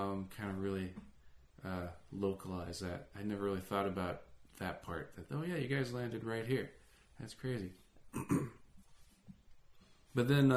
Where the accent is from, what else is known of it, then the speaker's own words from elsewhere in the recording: Alaska, United States; now in California, United States; I grew up in Alaska